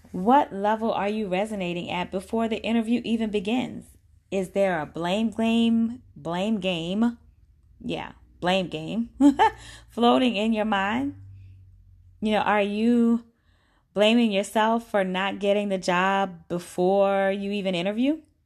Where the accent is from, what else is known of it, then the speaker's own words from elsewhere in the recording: Orangeburg, South Carolina, United States; I grew up in Orangeburg, South Carolina